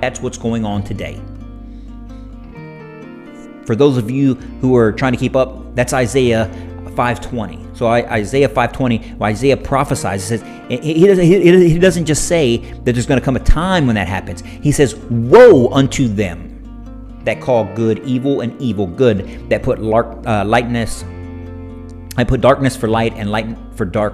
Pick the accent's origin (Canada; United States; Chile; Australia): United States; as Christian American parents, as Christian American adults, as Christian Americans in our communities